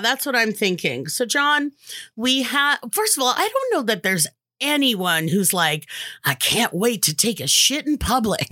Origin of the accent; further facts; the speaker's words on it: Los Angeles, California, United States; Born and raised in the San Fernando Valley, where Valley Girls come from